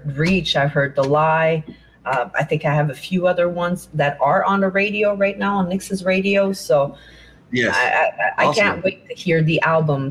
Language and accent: English; Montreal, Quebec, Canada; moved away as an adult; I'm from Montreal. Montreal is an island in Canada, in Quebec.